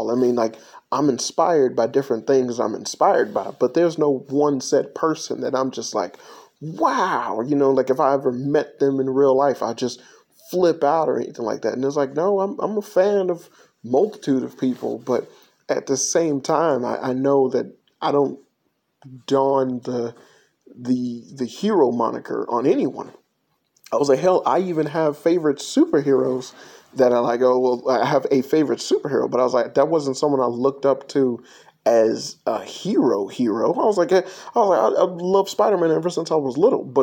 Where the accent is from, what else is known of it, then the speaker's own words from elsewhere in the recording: Chicago, Illinois, United States; when um, I was growing up in Chicago, uh, more so than anything